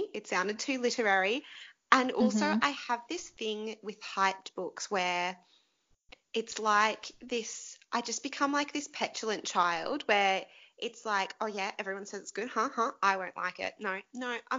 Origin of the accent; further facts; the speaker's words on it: Queensland, Australia; growing up in Queensland